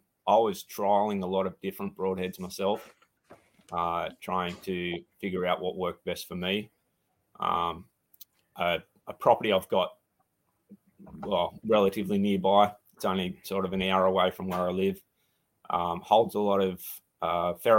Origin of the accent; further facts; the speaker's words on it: Australia; from Crafted Archery, from Australia